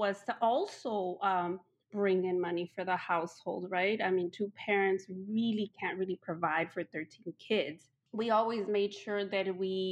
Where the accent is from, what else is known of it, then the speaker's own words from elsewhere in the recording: Chicago, Illinois, United States; English is a second language; also born or lived in Mexico; I'm a Mexicana, Latina. I came to the United States as a kid. My parents brought us over, and we lived in Chicago. So I grew up in Chicago